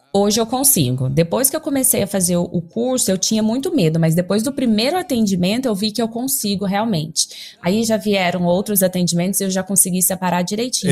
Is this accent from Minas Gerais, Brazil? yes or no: no; Goiânia, Goiás, Brazil; sou de Goiânia